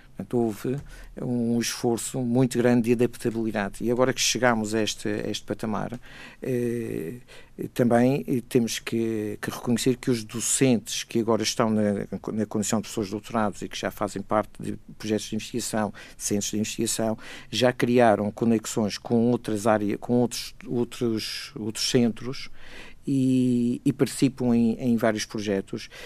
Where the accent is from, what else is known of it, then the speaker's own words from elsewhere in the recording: Madeira, Portugal; eu que sou madeirense, digo isto com orgulho